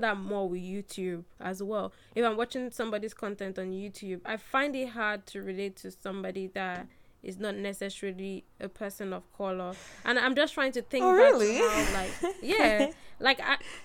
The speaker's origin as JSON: {"language": "English", "country": "Nigeria", "said": "I'm black and I'm Nigerian"}